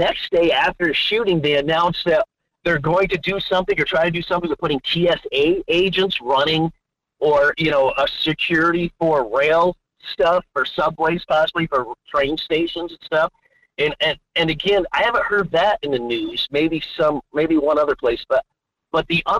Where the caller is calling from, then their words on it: Fairbanks, Alaska, United States; from Fairbanks.